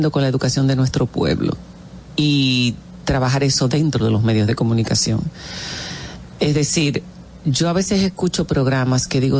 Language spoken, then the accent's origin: Spanish; Dominican Republic; moved away; also born or lived in Spain; somos dominicanos